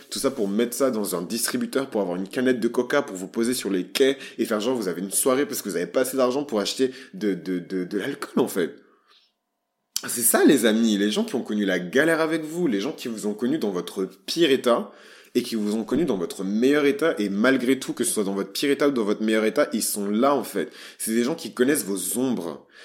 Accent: Bordeaux, Nouvelle-Aquitaine, France; je suis bordelais, je suis fier d'être bordelais, je, je suis bordelais

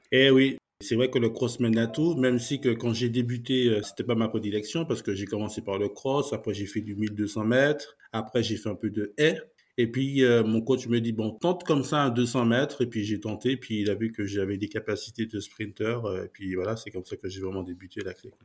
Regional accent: Martinique; moved away; also born or lived in Montgeron, France; moi, j'ai grandi en Martinique, j'ai grandi dans les montagnes

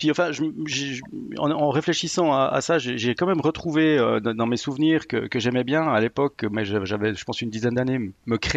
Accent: Neuchâtel, Switzerland; moved away as an adult; also born or lived in Bôle; now in Lausanne, Switzerland; Je suis originaire de Neuchâtel, oui, oui. Je me suis expatrié à Lausanne pour le travail en fait.

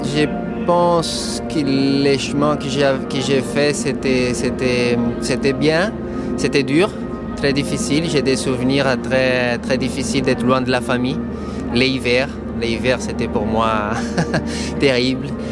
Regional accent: São Paulo, Brazil; French is a second language; moved away; J'ai grandi au Brésil, Petit garçon qui montait à cheval à São Paulo

